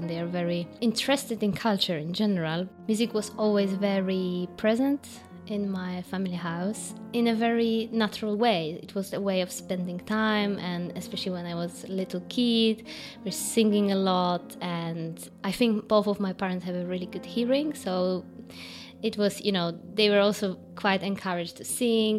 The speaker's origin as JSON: {"language": "English", "town": "Gdańsk", "region": "Pomeranian Voivodeship", "country": "Poland", "tie": "born or raised there", "also_born_or_lived": "Warsaw, Poland / Berlin, Germany", "second_language": "English", "moved": "as an adult", "said": "I was born in Gdańsk"}